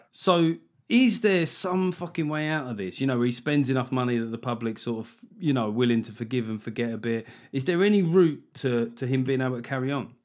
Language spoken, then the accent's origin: English; United Kingdom; we're British